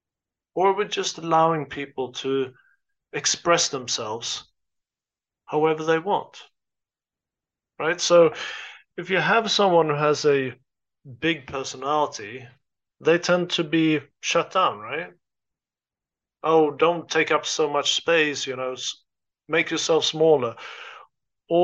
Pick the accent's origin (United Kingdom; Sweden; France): Sweden; moved away as an adult; also born or lived in United States; I grew up in Sweden. I am Swedish. I lived there for the first 22 years of my life.